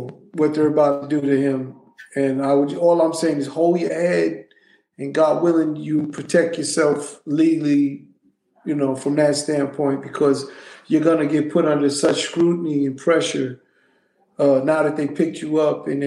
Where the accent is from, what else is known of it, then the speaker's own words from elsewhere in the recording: New York City, New York, United States; also born or lived in Brownsville, Brooklyn; I was raised in Hollis, Queens.